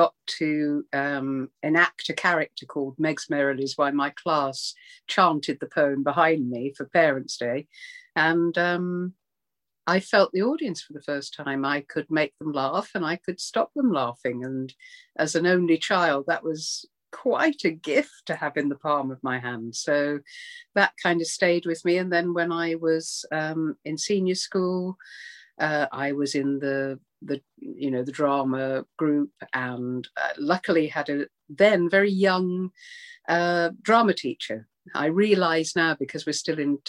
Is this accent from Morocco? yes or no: no; Birmingham, West Midlands, United Kingdom; moved away; I grew up in Birmingham to begin with. And then we moved out to a small town